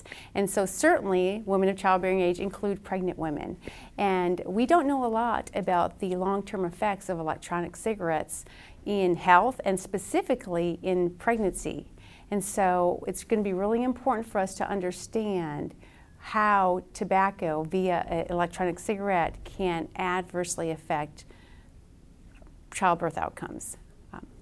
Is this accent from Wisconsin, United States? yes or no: yes; Wisconsin, United States; now in Lexington, United States; I'm originally from Wisconsin